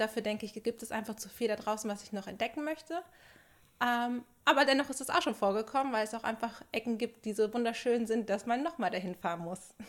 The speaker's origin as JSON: {"language": "German", "area": "Sauerland", "region": "North Rhine-Westphalia", "country": "Germany", "moved": "yes", "lives_now": "Dortmund, Germany", "said": "komme ich aus dem Sauerland"}